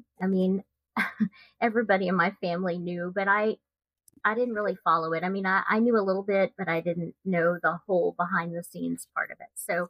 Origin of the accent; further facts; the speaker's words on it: Texas, United States; I'm a true crime Texas author, and I'm originally from Texas